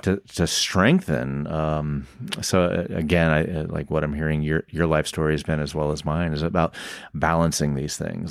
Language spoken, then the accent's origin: English; the South, United States; I growing up in the South